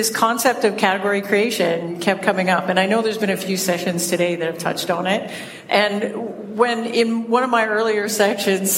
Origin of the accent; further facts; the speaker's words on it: Toronto, Ontario, Canada; accent: Canadian; We're both from Toronto. So you get to bask in the glory of a double dose of Canadian accent